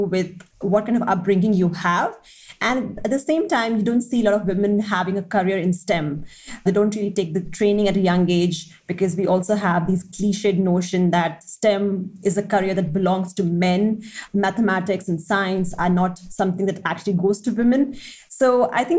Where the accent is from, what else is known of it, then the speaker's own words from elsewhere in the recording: Delhi, India; I come from Delhi and I have seen the disparity firsthand.